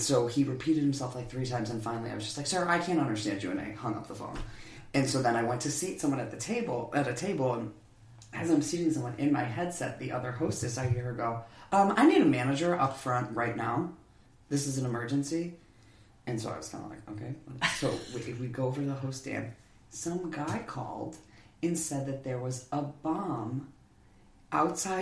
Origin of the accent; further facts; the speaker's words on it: Buffalo, New York, United States; moved away as an adult; now in Nashville, United States; I'm from Buffalo, New York.